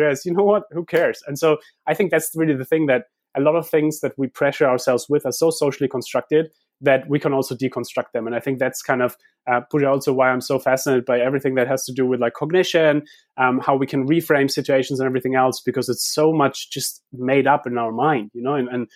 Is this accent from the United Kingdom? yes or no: no; Heidelberg, Baden-Württemberg, Germany; moved away; I grew up in Heidelberg where we have this philosopher's way